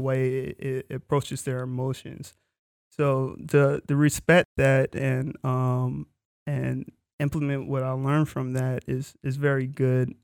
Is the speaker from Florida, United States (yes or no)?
yes; Florida, United States; I'm from Florida, so, um, Universal was in the backyard